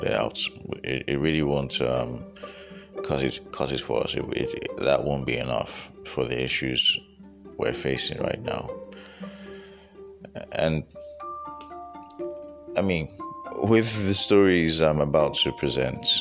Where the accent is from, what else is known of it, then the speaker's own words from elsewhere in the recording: Nigeria; as a Nigerian living in Nigeria